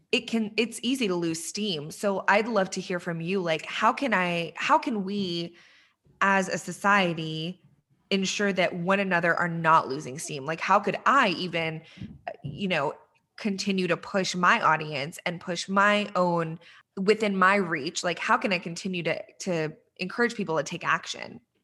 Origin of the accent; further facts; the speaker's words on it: Texas, United States; also born or lived in Iran; I'm from Texas